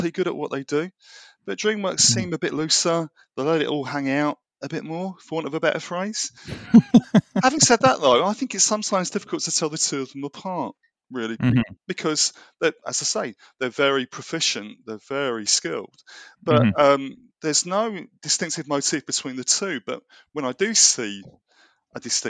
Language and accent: English; United Kingdom; We're British